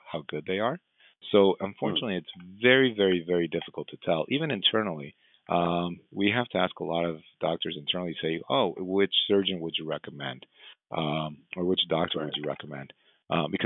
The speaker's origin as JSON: {"language": "English", "country": "Mexico", "tie": "born or raised there", "moved": "yes", "said": "I trained and I grew up in Mexico"}